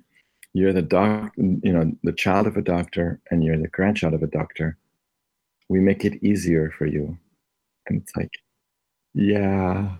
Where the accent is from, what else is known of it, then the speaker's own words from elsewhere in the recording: Chicago, Illinois, United States; Later on, I discovered in Chicago, I was growing up in Chicago. Now this is ages 10 to 14, and I was a Boy Scout in Chicago